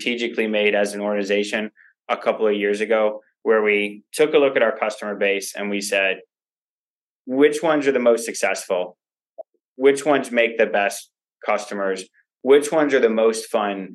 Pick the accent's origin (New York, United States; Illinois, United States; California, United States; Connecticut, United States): Illinois, United States; Chicago; I grew up in the north suburbs of Chicago